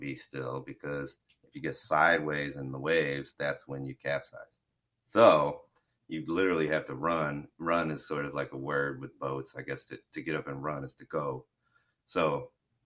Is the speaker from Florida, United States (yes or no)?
yes; Florida, United States; I am from Florida and grew up on boats and fishing and stuff